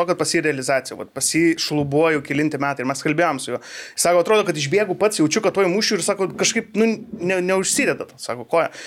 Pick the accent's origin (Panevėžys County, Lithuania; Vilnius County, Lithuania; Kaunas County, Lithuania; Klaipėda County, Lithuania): Vilnius County, Lithuania; Vilnius